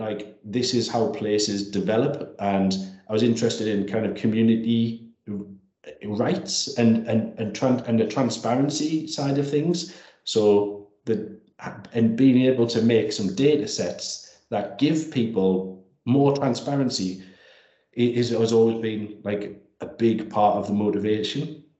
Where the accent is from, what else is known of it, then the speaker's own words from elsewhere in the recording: Langley Park, North East England, United Kingdom; Well, I'm from Langley Park, So Langley Park's an ex-mining community in northwest Durham.